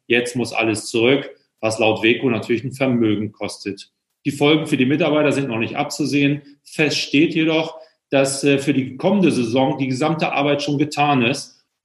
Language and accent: German; Hamburg, Germany; ich darf es ja als Hamburger nicht richtig sagen